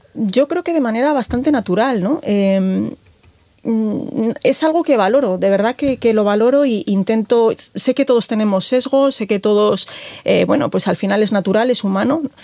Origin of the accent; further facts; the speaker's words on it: A Coruña, Galicia, Spain; moved away; soy, soy gallega, mi marido es orensano, yo soy coruñesa